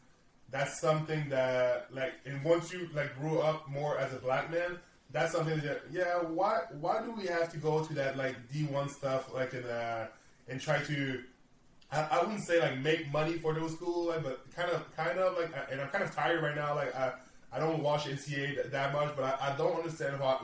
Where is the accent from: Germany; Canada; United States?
Canada; I'm from Canada